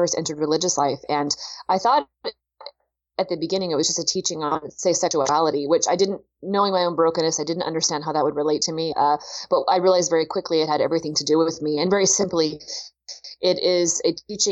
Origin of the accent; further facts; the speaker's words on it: Pacific Northwest, United States; I grew up out in the Pacific Northwest in the rainy Northwest